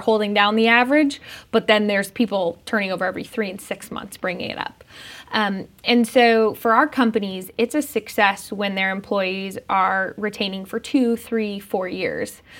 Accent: Denver, Colorado, United States; I grew up in Denver.

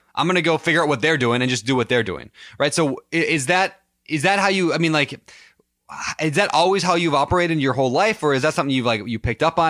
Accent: Minnesota, United States; Minneapolis, my home state

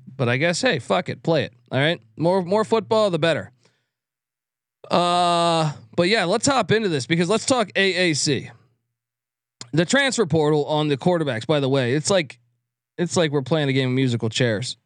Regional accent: East Coast, United States; I grew up on the East Coast

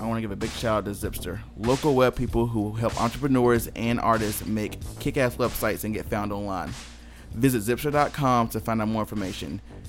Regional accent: High Point, North Carolina, United States; I was from High Point, and we did not have that as I was growing up.

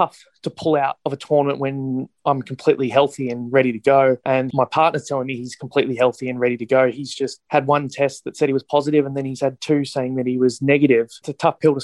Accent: Sydney, New South Wales, Australia; I'm from Sydney

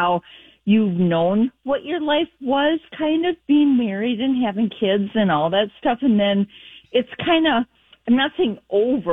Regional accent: Minneapolis, Minnesota, United States; now in northern Minnesota, United States; Born and raised in the Twin Cities

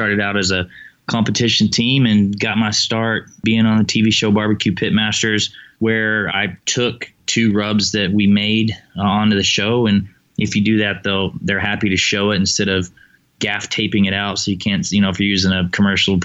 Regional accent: Tennessee, United States; now in Texas, United States; I was born in Tennessee and grew up on pork

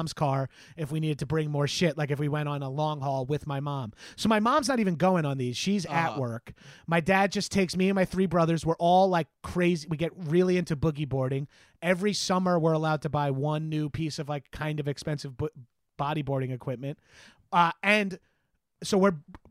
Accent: Freeport, New York, United States; South Shore for life, dog. I grew up in Freeport

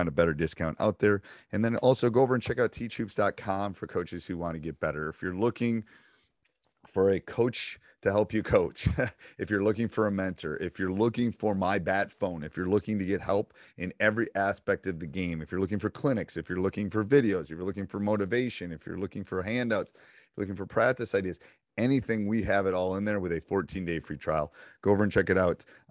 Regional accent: Midwest, United States; moved away as an adult; I grew up in the Midwest, but I went to school out east

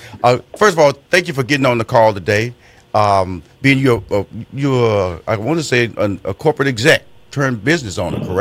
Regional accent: Houston, Texas, United States; Now, I'm also from Fifth Ward, Texas. And Fifth Ward, Texas is one of those underserved communities that you reference

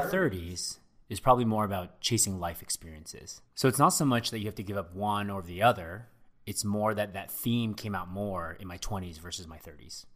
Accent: SF Bay Area, California, United States; I grew up in the S F Bay area, um, actually with Phil, um, but I also live there now

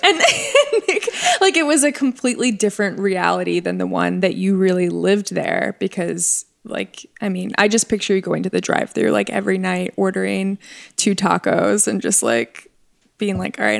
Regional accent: Long Island, New York, United States; even from my experience growing up in Long Island and like the New York City area.

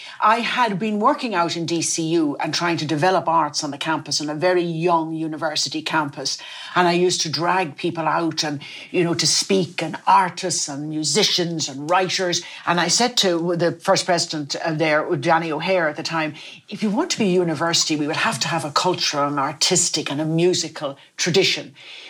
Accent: Dublin, Leinster, Ireland; also born or lived in Foxford, Mayo; I was born in Foxford in Mayo because my father worked for the Foxford Woolen Mills, which is very famous. We all had a Foxford rug, Foxford blanket. And all my family had been in that area. And I was born there. And we came to Dublin

